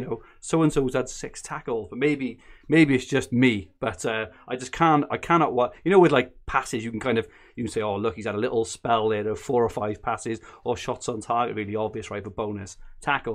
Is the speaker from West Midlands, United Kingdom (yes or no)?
no; Barry, Wales, United Kingdom; moved away; I'm from Barry originally, so I've got a little bit of a twang there